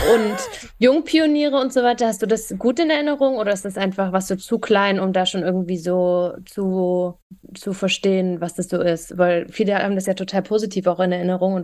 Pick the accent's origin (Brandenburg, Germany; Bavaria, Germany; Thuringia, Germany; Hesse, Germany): Thuringia, Germany; Thüringerin, Wendekind und immer noch Ossi.